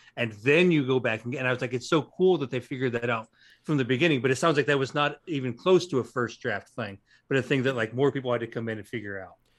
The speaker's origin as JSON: {"language": "English", "region": "Western Illinois", "country": "United States", "said": "I am from Western Illinois"}